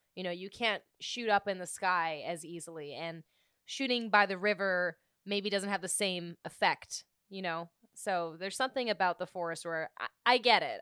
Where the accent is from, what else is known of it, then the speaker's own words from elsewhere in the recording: British Columbia, Canada; I'm from British Columbia